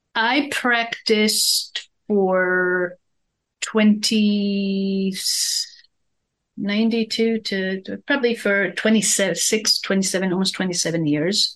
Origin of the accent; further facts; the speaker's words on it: Israel; moved away; growing up in Israel, we're very ingrained in European culture